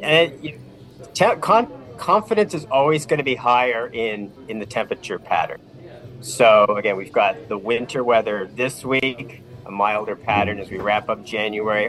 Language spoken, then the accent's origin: English; Vineland, Ontario, Canada; I grew up in Vineland